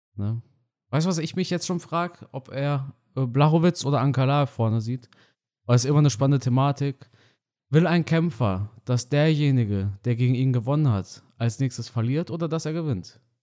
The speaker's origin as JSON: {"language": "German", "country": "Romania", "tie": "born or raised there", "moved": "yes", "said": "meinem Heimatdorf in Rumänien"}